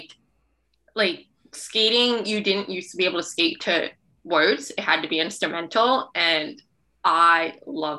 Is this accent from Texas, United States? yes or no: no; New Jersey, United States; moved away as an adult; now in Boston, United States; I'm from New Jersey